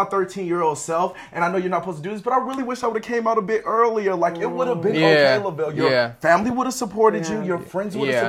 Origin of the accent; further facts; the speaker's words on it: Chicago, Illinois, United States; I'm from Chicago, the south side of Chicago.